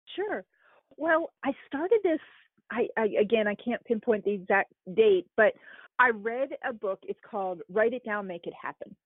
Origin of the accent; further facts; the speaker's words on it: East Coast, United States; moved away as an adult; also born or lived in Arizona; now in Kentucky, United States; growing up on the East Coast